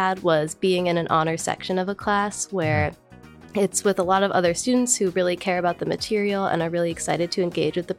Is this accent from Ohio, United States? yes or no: yes; Westlake, Ohio, United States; I'm from the Cleveland area. I'm from Westlake